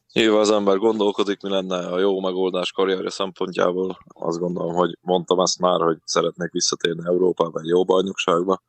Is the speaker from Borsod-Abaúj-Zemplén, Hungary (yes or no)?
no; Forráskút, Csongrád-Csanád, Hungary; born or raised there; moved away; also born or lived in Budapest